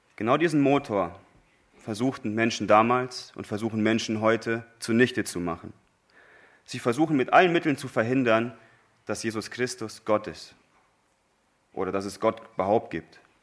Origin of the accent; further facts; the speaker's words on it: Germany; wir Deutsche